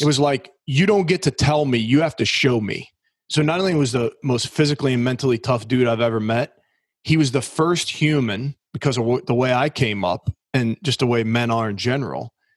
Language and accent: English; New Orleans, Louisiana, United States; I was just a normal blue collar kid growing up in New Orleans down in Southern Louisiana